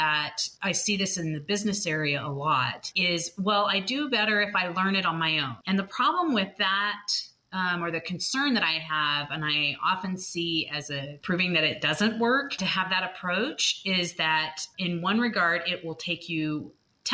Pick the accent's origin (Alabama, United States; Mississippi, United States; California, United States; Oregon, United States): California, United States; I grew up in California, and he had a dental lab out there.